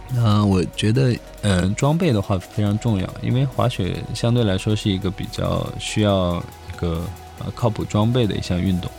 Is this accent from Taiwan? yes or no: no; China; also born or lived in Grenoble, France; 中国其实有个特色，就是我们做什么事情都非常快